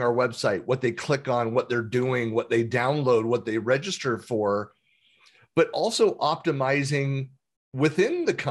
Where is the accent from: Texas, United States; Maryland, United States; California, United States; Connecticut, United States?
California, United States; San Francisco Bay Area; I grew up born and raised in the Bay Area, in the San Francisco Bay Area